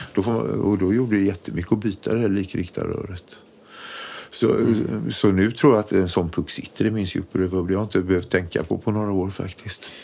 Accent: Borås, Västra Götaland, Sweden; Vi är från Borås från början

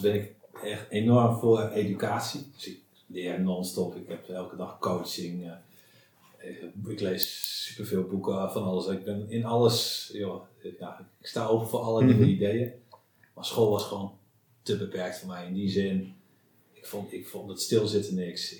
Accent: Friesland, Netherlands; ik ben, eh, opgegroeid in Friesland.

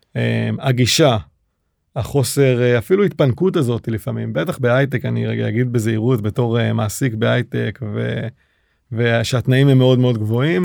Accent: Israel; accent: Israeli; הישראלי, עם מבטא שעד היום אני מתגאה בו

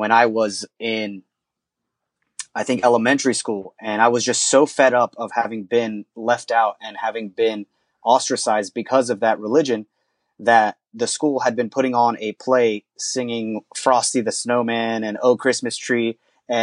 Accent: Vineland, New Jersey, United States; born or raised there

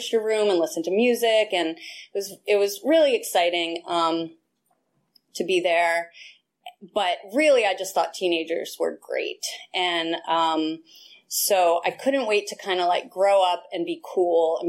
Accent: Westchester, New York, United States; I'm originally from New York. I grew up in Westchester, which is the suburbs of New York City

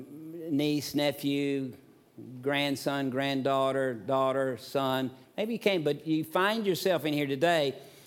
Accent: the South, United States; Growing up in the South, my parents were Methodists

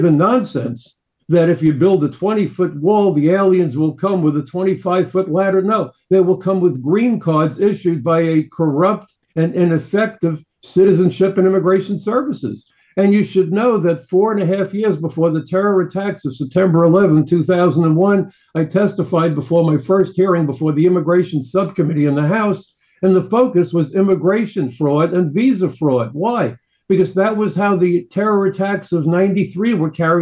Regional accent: New York City, New York, United States; I'm a New Yorker

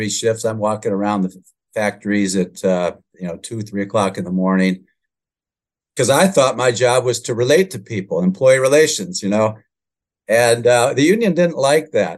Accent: Grand Rapids, Michigan, United States; my hometown of Grand Rapids, Michigan, in employee relations.

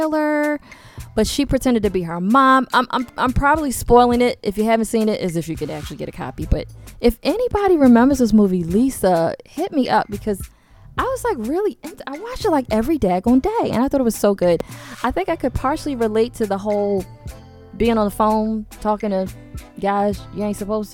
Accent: Baltimore, Maryland, United States; I'm from Baltimore

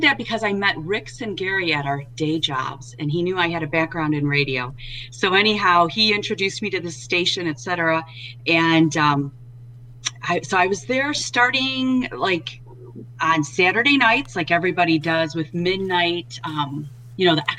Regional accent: Detroit, Michigan, United States; moved away as an adult; I made my way back up to my hometown of Detroit

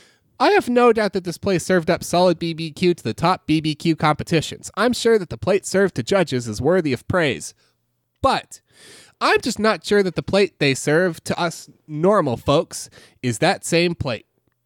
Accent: Austin, Texas, United States; But I'm from Austin, Texas.

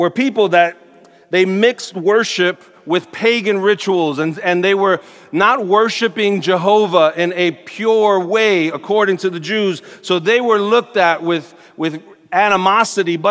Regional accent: New York City, New York, United States; I'm a native New Yorker. I grew up in Sunset Park, Brooklyn, not too far from here.

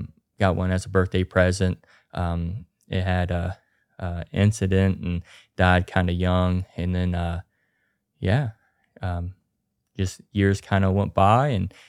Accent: Grafton, West Virginia, United States; I'm here from Grafton, West Virginia, born and raised.

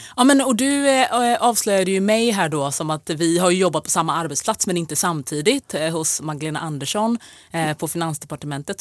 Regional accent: Jönköping, Jönköping County, Sweden; moved away as an adult; now in Stockholm, Sweden; jag är från Jönköping

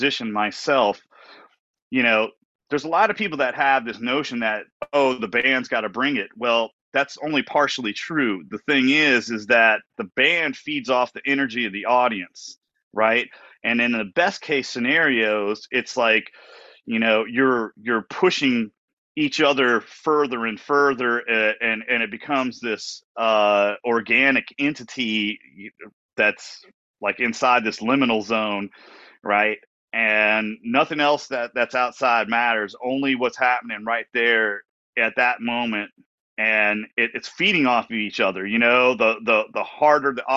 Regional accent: Washington, District of Columbia, United States; the whole tour ends in my hometown

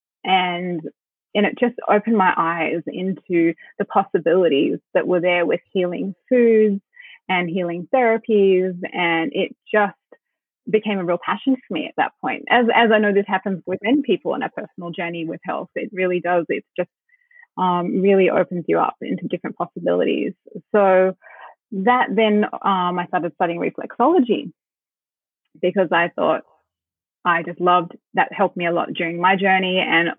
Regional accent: Sydney, New South Wales, Australia; moved away as an adult; also born or lived in Brooklyn / Byron Bay; I grew up in the North Shore in Sydney

